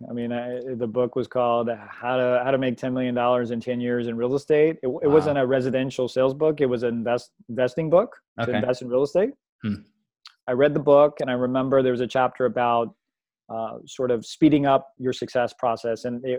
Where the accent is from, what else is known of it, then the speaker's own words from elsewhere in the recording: Fairfax, Virginia, United States; now in Huntington Beach, United States; But I'm originally from Fairfax, Virginia.